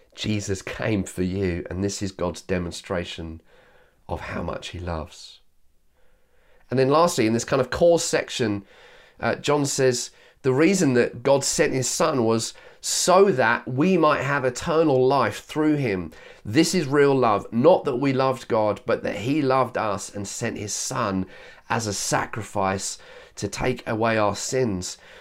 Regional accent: Yorkshire and the Humber, United Kingdom; I was born in Yorkshire

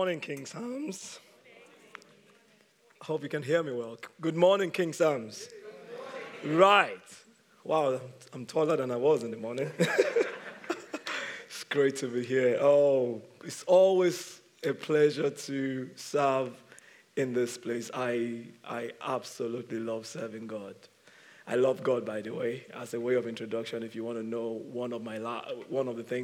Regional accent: Nigeria; moved away; I'm from Nigeria

